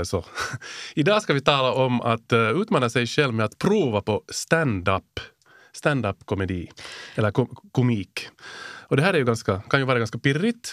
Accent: Helsinki, Uusimaa, Finland; accent: Finland Swedish; en sån här Helsingforsbo som jag

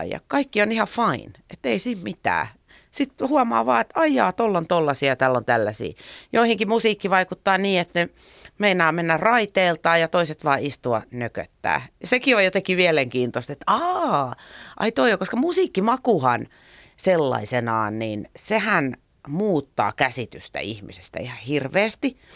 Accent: Helsinki, Uusimaa, Finland; Mä aina sanon, että mä tuun Suomesta, koska se on vähän hähmäinen käsite, että mistä mä tuun. Mä oon syntynyt Helsingissä. Mun vanhemmat asu silloin Malmilla.

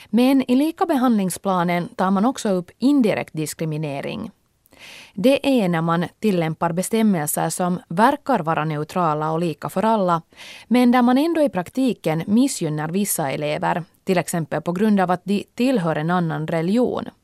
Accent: United States; Swedish is a second language; Jag kommer från Amerika.

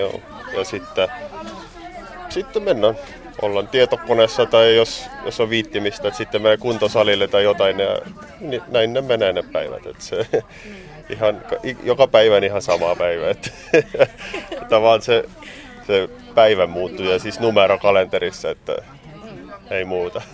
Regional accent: Estonia; Finnish is a second language; moved away as an adult; now in Tampere, Finland; mä oon virolainen

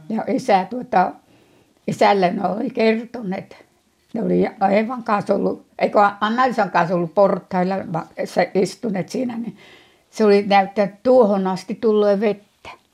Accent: Kurujärvi, Lapland, Finland; moved away as an adult; Minä olen Kurujärvestä kotoisin, se on tuolla Muteniasta 10 kilometriä sinne mettään

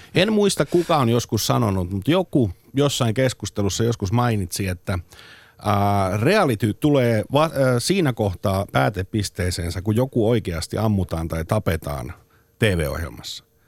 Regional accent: Turku, Southwest Finland, Finland; mä oon Turusta

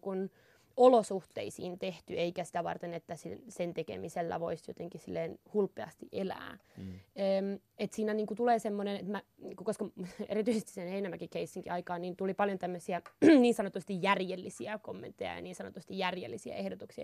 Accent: Inari, Lapland, Finland; mä oon Inarista

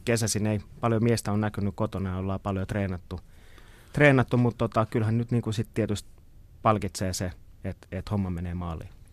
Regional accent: Kotka, Kymenlaakso, Finland; born or raised there

